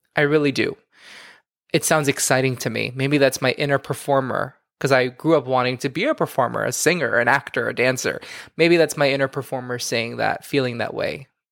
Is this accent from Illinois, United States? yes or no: no; Miami, Florida, United States; now in New York City, United States; I'm from Miami